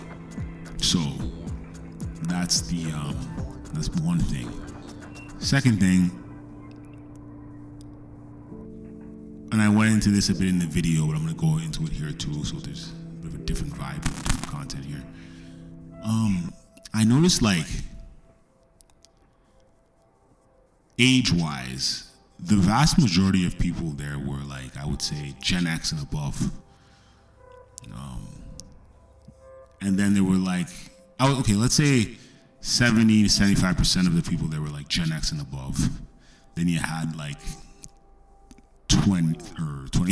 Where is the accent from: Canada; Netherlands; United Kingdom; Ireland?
Canada; being Canadian